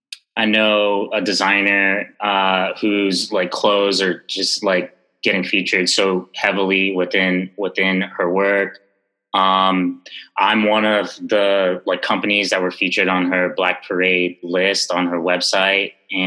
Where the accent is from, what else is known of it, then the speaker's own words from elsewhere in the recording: Jamaica; being of Jamaican origin, you know, I actually, it's a post-colonial island, pretty much the British colonial islands and countries all have, you know, these remnants of colonial reign, and colorism is one of them, and we have it here in a major way